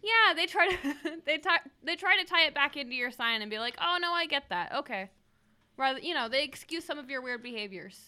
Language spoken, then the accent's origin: English; Idaho, United States; we like to stay in Idaho